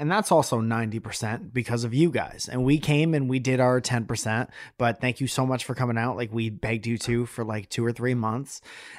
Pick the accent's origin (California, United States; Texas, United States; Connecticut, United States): Connecticut, United States; moved away; we're from Connecticut.